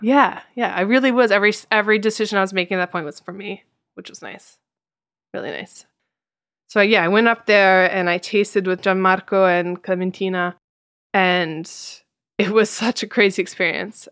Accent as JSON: {"language": "English", "country": "United States", "moved": "yes", "lives_now": "Italy", "said": "I am an American in Italy"}